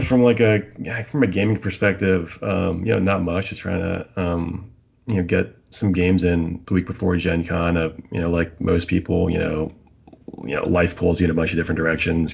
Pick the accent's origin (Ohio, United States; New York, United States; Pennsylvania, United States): Pennsylvania, United States; near Philadelphia; now in Raleigh, United States; I grew up near Philly